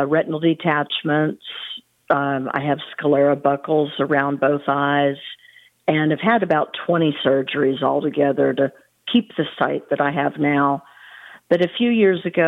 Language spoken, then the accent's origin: English; California, United States; now in Texas, United States; I live in Texas. I grew up in California